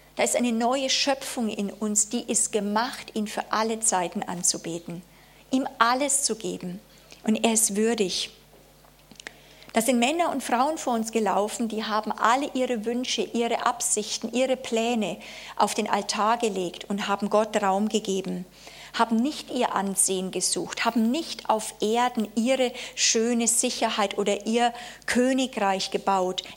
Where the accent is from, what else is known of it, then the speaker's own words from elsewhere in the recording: Germany; also born or lived in Konstanz; wir erleben als Deutsche